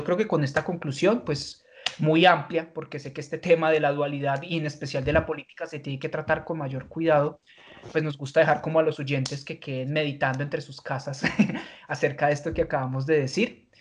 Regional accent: Colombia; sociedad colombiana. Si nosotros notamos, nosotros colombianos somos muy polarizados

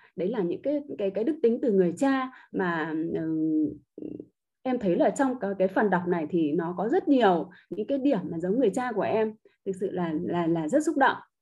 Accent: Ha Long, Quang Ninh, Vietnam; em đến từ thành phố Hạ Long tỉnh Quảng Ninh

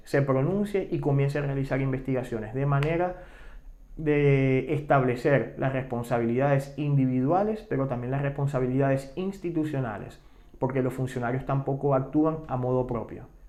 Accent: Venezuela; moved away; como venezolanos, tanto los que siguen en Venezuela como los que hemos tenido que emigrar

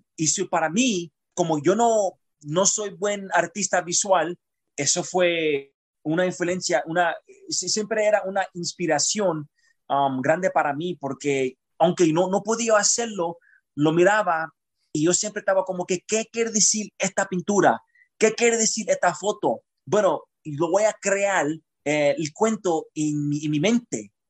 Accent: Chicago, Illinois, United States; yo soy un puertorriqueño nacido y criado en Chicago

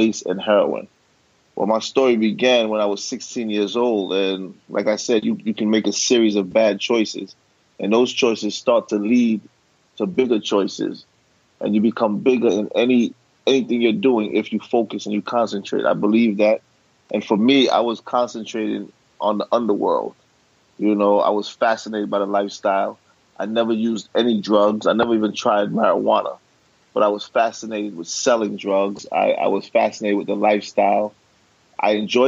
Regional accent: New York City, New York, United States; I was born and raised in Brooklyn.

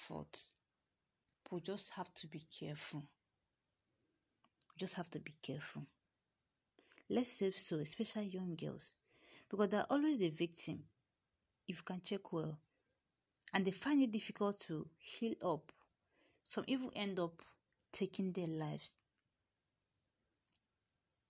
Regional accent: Delta, Nigeria; I'm from Nigeria, Delta State precisely.

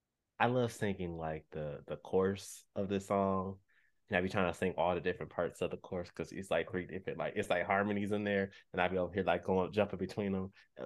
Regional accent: Grand Rapids, Michigan, United States; I am from the Third Ward, Southeastern Rapids. That it ain't really the prettiest place.

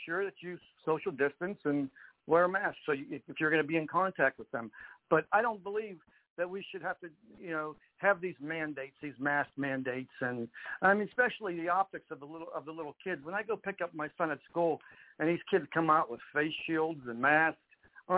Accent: Youngstown, Ohio, United States; moved away as an adult; now in Pittsburgh, United States; I was born in Pittsburgh. I lived there until about I was 10 years old. And then my mother remarried, and I moved to Youngstown, Ohio. And then I came back to Pittsburgh after school

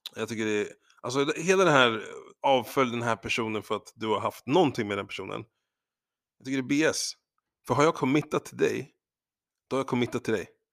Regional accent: Sweden; jag är svensk

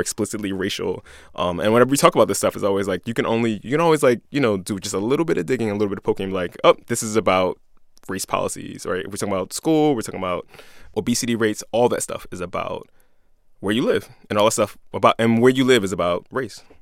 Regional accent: Philadelphia, Pennsylvania, United States

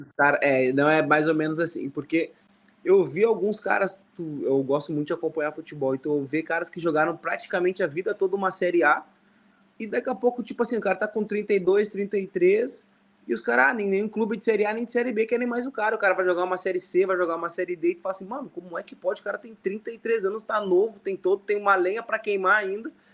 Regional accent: the South, Rio Grande do Sul, Brazil; moved away as an adult; now in Indonesia; como eu sou do Sul, para mim esse tipo de jogo é normal, é, é o que eu, é o, onde eu me criei, é minha raiz

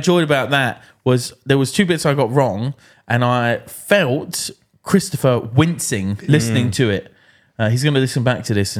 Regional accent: Scotland, United Kingdom; Yeah. But, you know, being Scottish, that could be from a fridge.

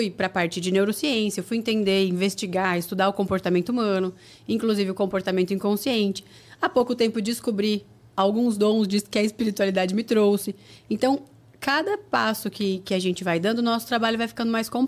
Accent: Paraná, Brazil; now in São Paulo, Brazil; Porque quando eu vim do Paraná para São Paulo para trabalhar, eu tive medo.

